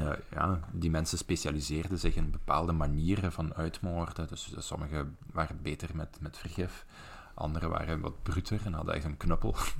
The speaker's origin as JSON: {"language": "Dutch", "area": "Belgian Limburg", "region": "Flanders", "country": "Belgium", "accent": "melodic Limburgish", "said": "Ik kom uit Belgisch Limburg. Ik praat tamelijk melodisch, volgens de, de overige Vlamingen."}